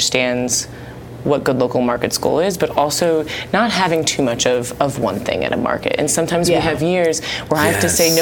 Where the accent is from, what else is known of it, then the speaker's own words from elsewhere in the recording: Cleveland, Ohio, United States; also born or lived in Florida; now in Dallas, United States; I'm from Cleveland, Ohio, originally